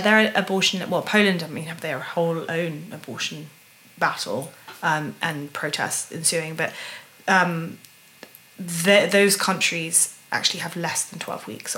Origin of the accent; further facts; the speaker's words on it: United Kingdom; a British a, U, a woman from the UK